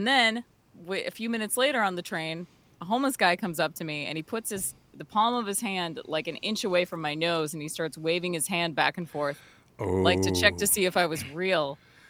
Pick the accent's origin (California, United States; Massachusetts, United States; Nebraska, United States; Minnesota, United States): Minnesota, United States; Burnsville; In Burnsville.